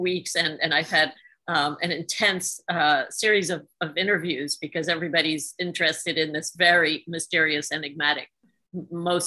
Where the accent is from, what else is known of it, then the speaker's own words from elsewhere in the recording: Hungary; moved away; I grew up in Soviet-occupied Hungary